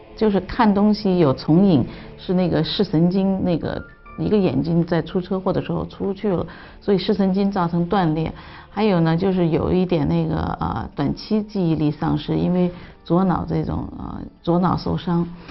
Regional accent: China; 我们中国人的这种传统的理念

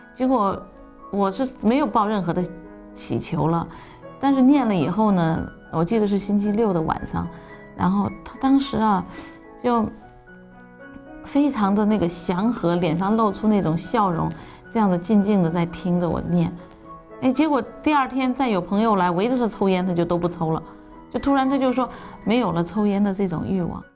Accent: China; 我们中国人的这种传统的理念

